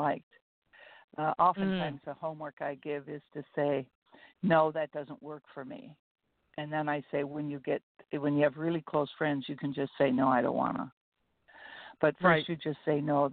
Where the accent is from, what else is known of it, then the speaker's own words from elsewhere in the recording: Fergus Falls, Minnesota, United States; I grew up in a small town that to this day, Fergus Falls, Minnesota, has more churches per population than any city in the United States.